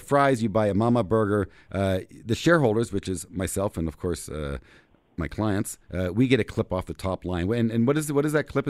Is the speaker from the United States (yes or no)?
no; Canada; We as Canadians, of course, viewed as a Canadian brand